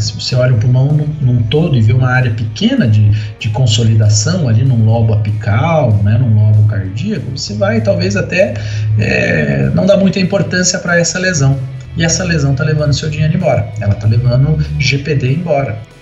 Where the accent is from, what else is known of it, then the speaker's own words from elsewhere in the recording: Paraná, Brazil; moved away as an adult; also born or lived in Santa Catarina / Jaboticabal, São Paulo; eu sou paranaense